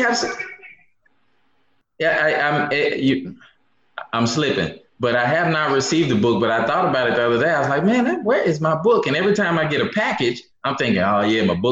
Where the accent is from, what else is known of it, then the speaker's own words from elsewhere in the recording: Memphis, Tennessee, United States; now in Houston, United States; I'm from Memphis, Memphis, Tennessee, originally. Born and raised